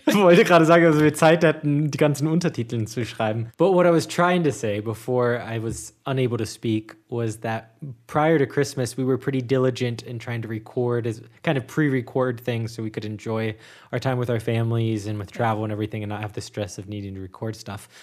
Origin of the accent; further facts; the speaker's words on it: United States; being American and having grown up, um, in the U S